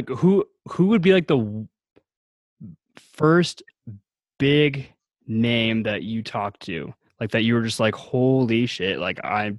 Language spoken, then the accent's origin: English; Washington, United States; I'm from Washington State.